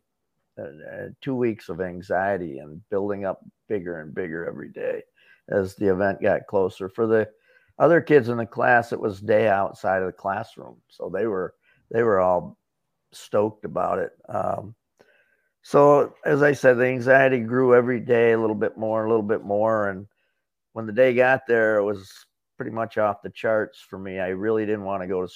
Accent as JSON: {"language": "English", "town": "Corning", "region": "New York", "country": "United States", "tie": "born or raised there", "moved": "yes", "lives_now": "Florida, United States", "said": "Corning, New York, my hometown"}